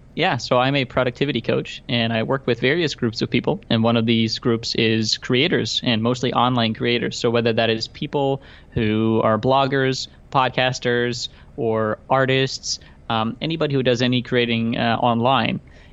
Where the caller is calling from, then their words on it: Amsterdam, North Holland, Netherlands; Yeah, so first of all, I'm joining you from Amsterdam. I don't know if you've ever had anybody from Amsterdam on your show before.